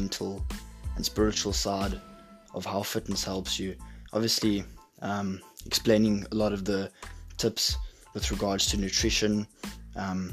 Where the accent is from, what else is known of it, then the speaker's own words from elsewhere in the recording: South Africa; now in Glasgow, United Kingdom; I'm from South Africa, but I'm living in Glasgow now with my family